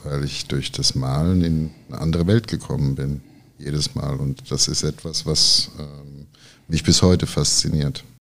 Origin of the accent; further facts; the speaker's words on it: Rosbach vor der Höhe, Hesse, Germany; moved away as an adult; also born or lived in Giessen / Bad Nauheim; now in Frankfurt, Germany; geboren bin ich in Gießen, bin dann in Oberrosbach in die Grundschule gegangen und ähm, in Bad Nauheim habe ich mein Abitur gemacht und bin dann nach Frankfurt gezogen